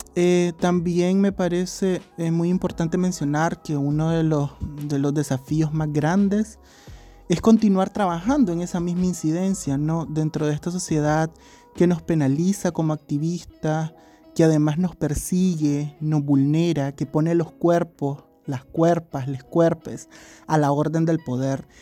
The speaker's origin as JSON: {"language": "Spanish", "country": "Nicaragua", "said": "vivimos como personas nicaragüenses y centroamericanas"}